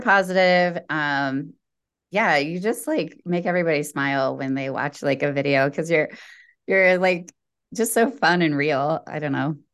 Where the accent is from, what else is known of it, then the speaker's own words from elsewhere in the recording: Indiana, United States; we're both from Indiana, Indiana Girls